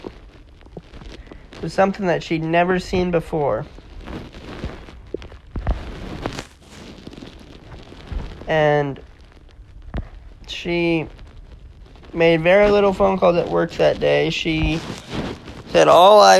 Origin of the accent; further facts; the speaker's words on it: United States; as an American